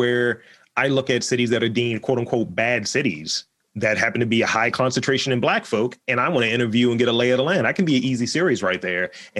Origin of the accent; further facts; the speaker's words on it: Baltimore, Maryland, United States; I have to show my Baltimore card. It's like, I grew up in Lafayette Projects.